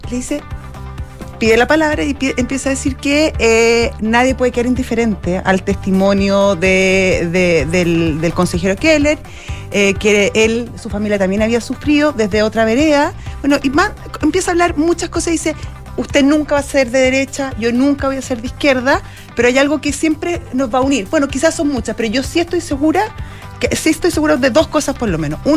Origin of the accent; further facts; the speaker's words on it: Chile; somos todos chilenos en esto